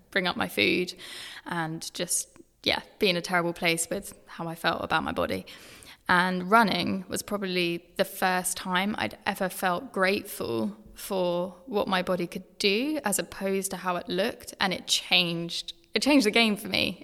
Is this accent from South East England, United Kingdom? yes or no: yes; Brighton, South East England, United Kingdom; moved away as an adult; also born or lived in Eastbourne; now in London, United Kingdom; I grew up in Sussex, grew up in Brighton, um, and then Eastbourne